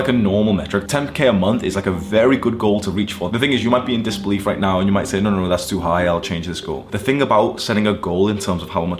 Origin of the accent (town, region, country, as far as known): Warrington, North West England, United Kingdom; born or raised there; moved away as an adult; also born or lived in Thailand / Mexico / Greece / Amsterdam; now in Dubai, United Arab Emirates